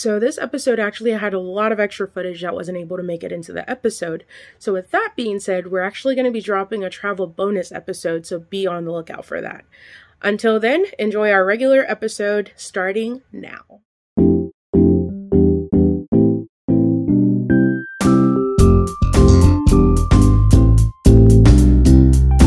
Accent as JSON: {"language": "English", "country": "Zambia", "tie": "born or raised there", "moved": "yes", "said": "I was living in Zambia, because I was born in Zambia"}